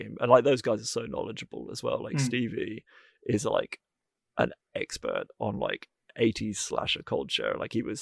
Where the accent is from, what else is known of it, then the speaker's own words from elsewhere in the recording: North Wales, United Kingdom; I grew up in North Wales